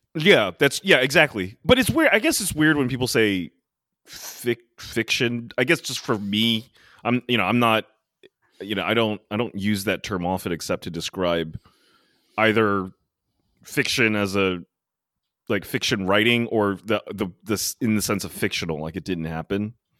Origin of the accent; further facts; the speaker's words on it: Maryland, United States; now in New York City, United States; I went down to Maryland, as I usually do, and it was quite special this year because all my hometown friends finally got to travel